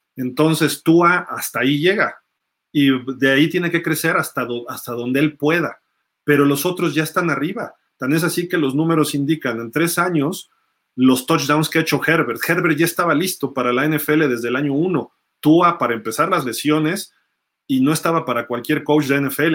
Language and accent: Spanish; Mexico; soy mexicano